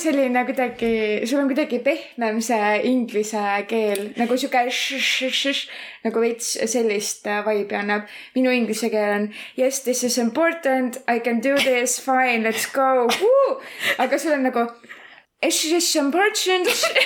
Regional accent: Estonia; accent: Estonian-English; mul on ka aktsent, aga mul ongi eesti

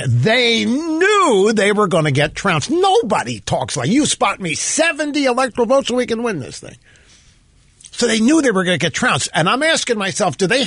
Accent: Cape Girardeau, Missouri, United States; moved away as an adult; also born or lived in Kansas City; my hometown, Cape Girardeau

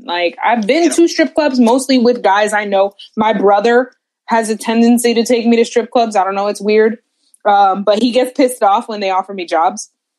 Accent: New Jersey, United States; moved away; Like, I come from New Jersey

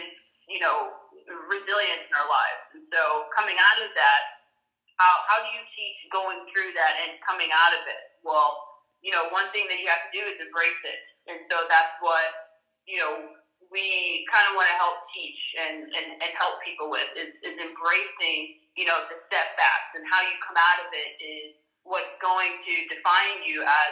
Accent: United States; an African American here in the U.S.

